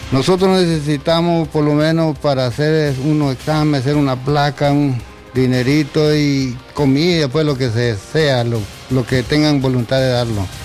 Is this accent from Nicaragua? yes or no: yes; Telica, León, Nicaragua; porque yo soy de Telica.